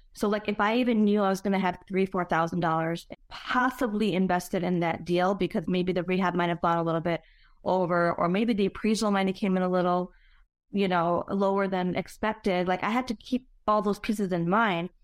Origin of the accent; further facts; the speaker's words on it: Chicago, Illinois, United States; born and raised in Chicago